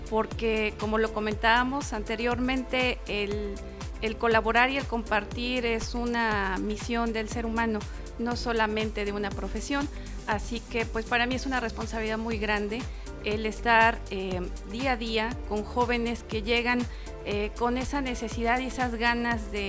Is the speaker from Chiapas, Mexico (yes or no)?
no; Cuetzalan, Puebla, Mexico; now in Zacapoaxtla, Mexico; Yo soy originaria de Cuetzala.